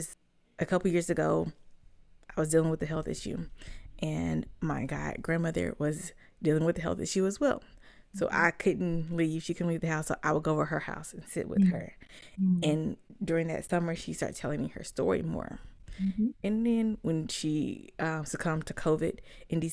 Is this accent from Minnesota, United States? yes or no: no; Charlotte, North Carolina, United States; also born or lived in Mississippi; they moved to Charlotte a year before I was born. So growing up in Charlotte